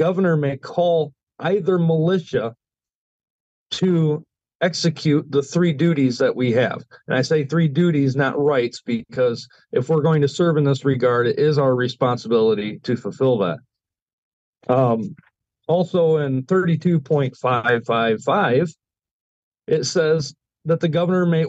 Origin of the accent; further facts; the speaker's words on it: Michigan, United States; Michigan. This is my home state here